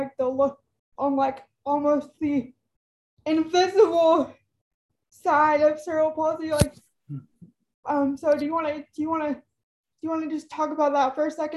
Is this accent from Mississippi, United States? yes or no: no; Texas, United States; I'm from Texas, and the town that I grew up in, which I moved back home